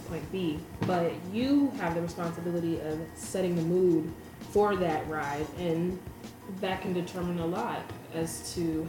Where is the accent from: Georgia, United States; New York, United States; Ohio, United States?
Georgia, United States; Atlanta; we're from Atlanta